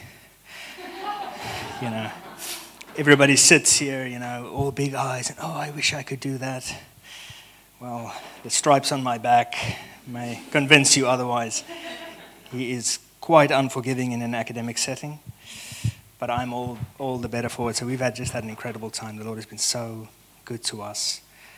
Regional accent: South Africa; moved away as an adult; also born or lived in Stellenbosch, South Africa; now in United States; I am South African

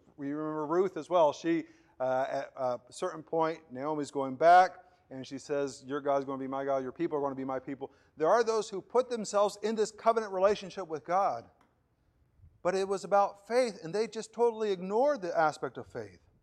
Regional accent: Puerto Ordaz, Bolívar, Venezuela; moved away; I was, uh, a young kid living, growing up in Venezuela and, uh, the city of Puerto Ordaz

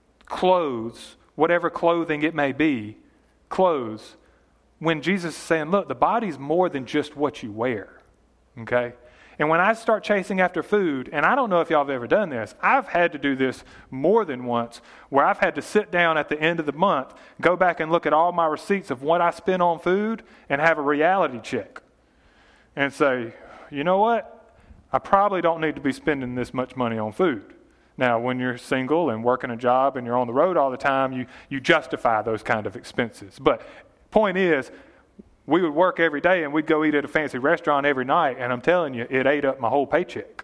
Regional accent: Yatesville, United States; We're from Yatesville

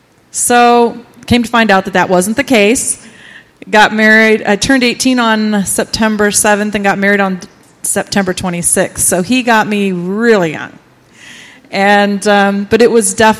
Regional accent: Ritztown, United States; I grew up here in Ritztown and went to Ritztown all through my school years

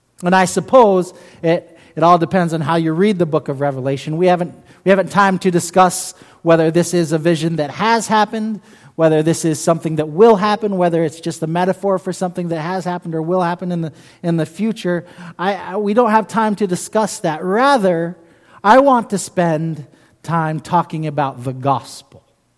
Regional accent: London, United Kingdom; now in United States; I grew up in England, in London, England.

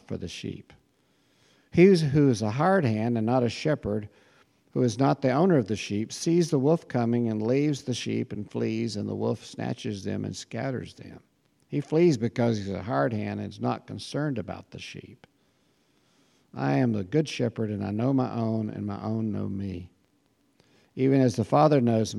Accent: United States; as an American.

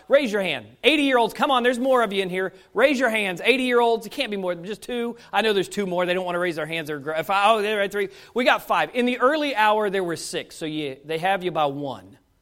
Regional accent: United States; as an American

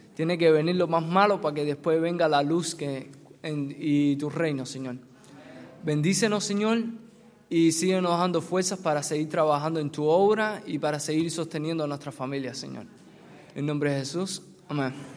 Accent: Cuba; moved away; mi, experiencia personal en mi país, de mi familia. Mi familia no teníamos mucho trabajo porque somos cristianos y si algunos no muchos no saben, en Cuba por ser cristiano no te dan mucho trabajo.

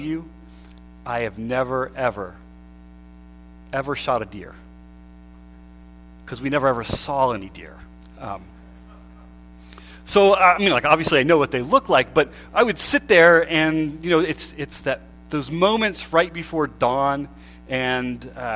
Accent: Pennsylvania, United States; we grew up in Pennsylvania

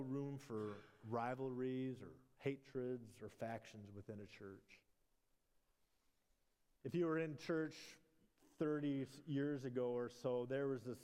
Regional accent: Minnesota, United States; born or raised there

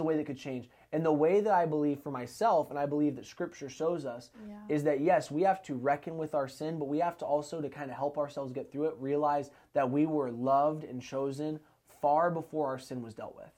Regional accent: Arlington, Washington, United States; I'm born and raised in Snohomish County. Uh, I was born in Arlington, grew up there my whole life.

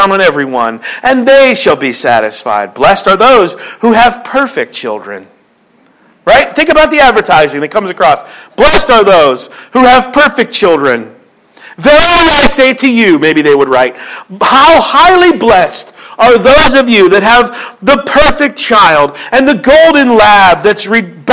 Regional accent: Philadelphia, Pennsylvania, United States; moved away; I'm from Philly

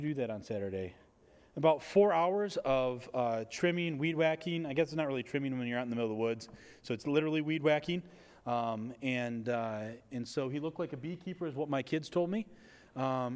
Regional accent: United States; I'm from America

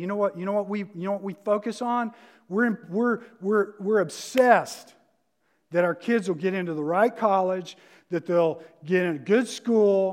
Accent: the South, United States; moved away; I'm from the South

